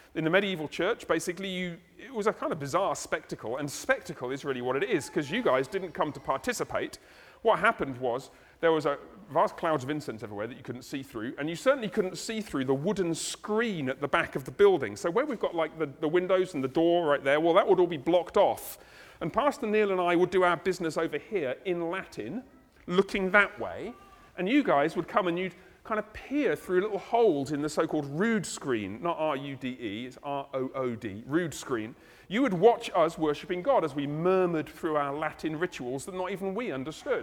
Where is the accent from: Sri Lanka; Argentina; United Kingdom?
United Kingdom; I'm British